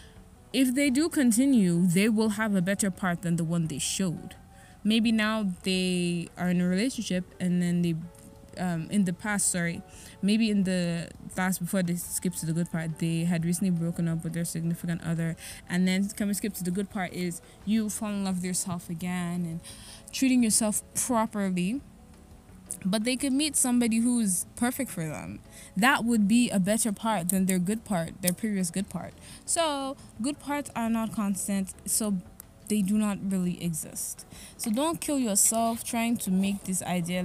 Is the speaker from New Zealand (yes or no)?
no; Nigeria; As a Nigerian, or even as an African from any country in Africa